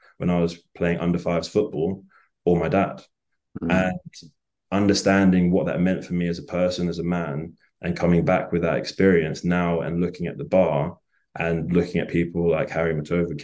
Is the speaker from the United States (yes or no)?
no; England, United Kingdom; I'm not African-American, I'm a black English person, and I sound like this is my real voice.